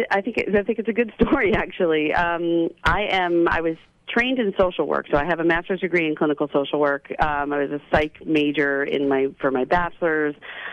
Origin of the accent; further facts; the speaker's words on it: Orange County, New York, United States; I'm from Orange County. I'm from Orange County, New York.